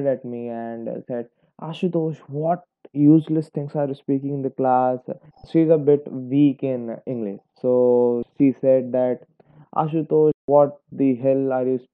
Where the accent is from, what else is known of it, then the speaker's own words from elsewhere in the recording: India; I'm an Indian student, Indian high school student